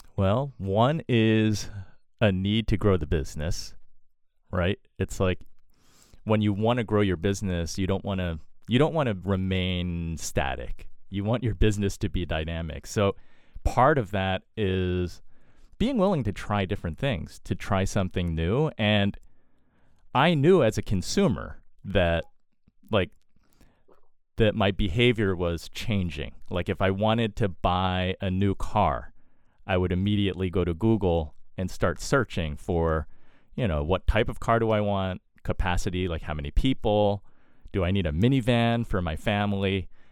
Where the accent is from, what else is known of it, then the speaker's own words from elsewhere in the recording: East Coast, United States; Born and raised on the East Coast